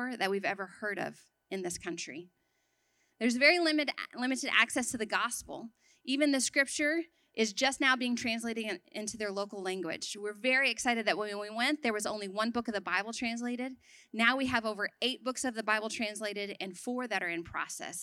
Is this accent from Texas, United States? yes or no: yes; Texas, United States; moved away as an adult; also born or lived in Sudan; I grew up in Texas, a little bit away from here